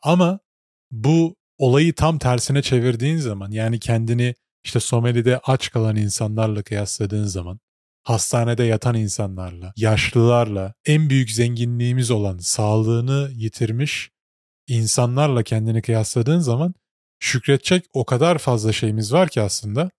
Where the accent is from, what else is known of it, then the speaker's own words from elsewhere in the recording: Turkey; moved away as an adult; now in Canada; Ben doğduğum kültürde işte Türk kültüründe doğdum, muhafazakar bir ailede büyüdüm.